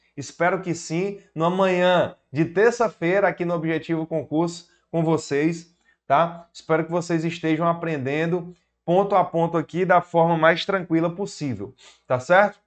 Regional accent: Piauí, Brazil; Sou do Piauí, professor para concursos públicos há basicamente sete anos

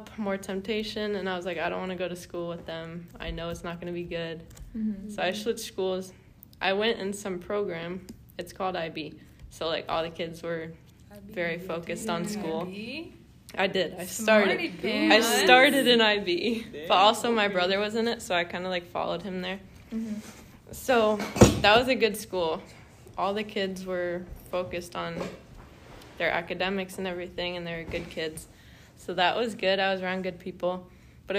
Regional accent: Tarpon Springs, Florida, United States; I grew up in Tarpon Springs, and it's a Greek, like, it's the most populated Greek city besides Greece itself

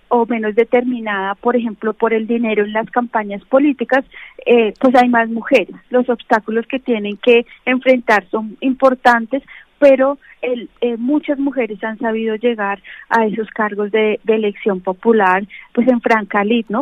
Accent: Colombia; como colombianos

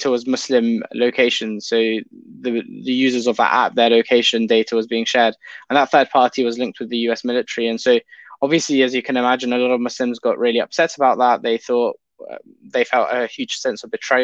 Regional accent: London, United Kingdom; I've grown up in the UK, United Kingdom. I'm in London pretty much for my whole life since I was born.

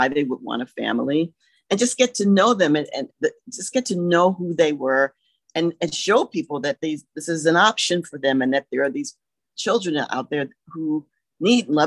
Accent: Columbia, United States; moved away as an adult; one of my best friends that I grew up with in Columbia

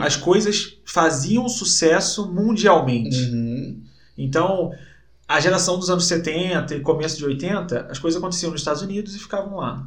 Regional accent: Rio de Janeiro, Brazil; moved away as an adult; now in Curitiba, Brazil; morei a vida inteira no Rio

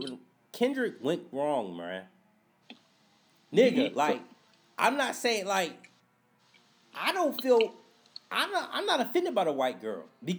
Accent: Southern United States, United States; just based on me growing up in the South, knowing that white people say that N-word like it's nothing.

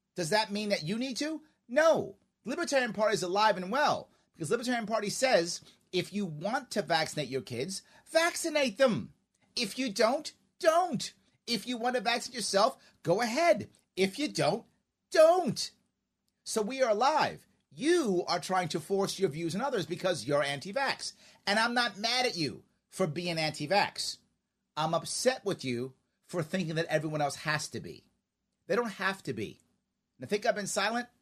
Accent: New York City, New York, United States; We are both from Queens

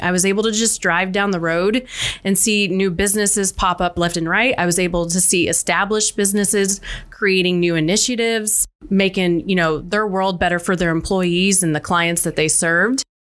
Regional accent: Central Illinois, United States; I am born and raised in Central Illinois. I have been here my entire life

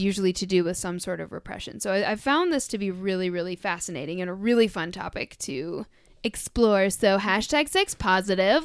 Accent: United States; I grew up in the American public school system

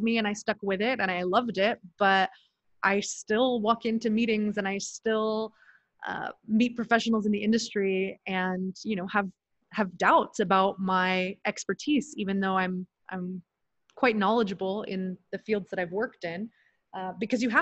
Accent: Kansas City, Missouri, United States; moved away as an adult; also born or lived in United Arab Emirates / Sacramento, California / Los Angeles, California / Orange County, California; now in Mexico; I grew up in Kansas City, Missouri, in a lower income area

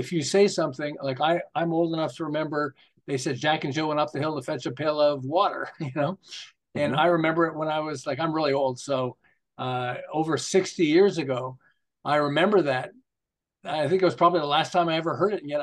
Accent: Montreal, Quebec, Canada; moved away as an adult; also born or lived in Los Angeles; now in Southern California, United States; I'm originally from Montreal

